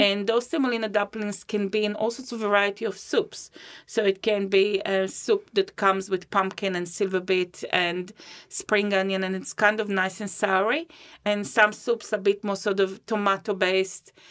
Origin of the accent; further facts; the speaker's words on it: Israel; moved away as an adult; also born or lived in Riga, Latvia / Christchurch, New Zealand; now in Rolleston, New Zealand; I was born in Riga, Latvia. It's the capital of Latvia, and I moved, uh, with my family to Israel when I was six.